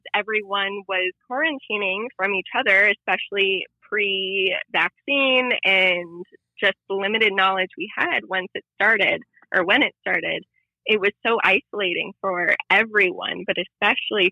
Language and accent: English; Youngstown, Ohio, United States; I'm from Youngstown, Ohio